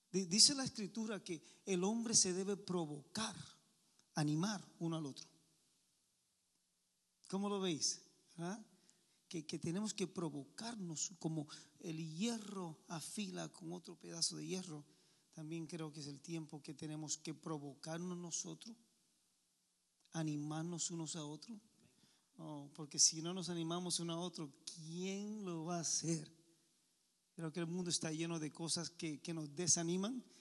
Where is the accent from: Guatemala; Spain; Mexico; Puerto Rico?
Puerto Rico; Bayamón; also born or lived in Santurce, San Juan; Soy de Puerto Rico, este, nací en Santurce, literalmente San Juan, ¿verdad? Más o menos pero este, mi familia y también me crié en Bayamón.